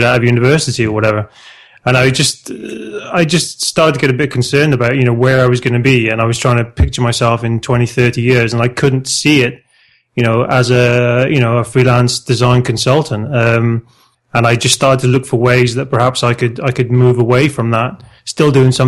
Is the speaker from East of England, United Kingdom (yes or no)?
no; South Wales, United Kingdom; moved away as an adult; now in Spain; I'm originally from South Wales in the UK, but I've been living in Spain now for the last 15 years this year